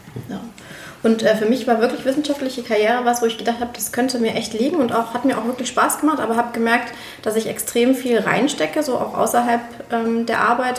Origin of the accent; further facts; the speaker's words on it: Moers, North Rhine-Westphalia, Germany; also born or lived in Berlin; now in Leipzig, Germany; in meiner Heimat, ich komme ja ursprünglich aus Mörs.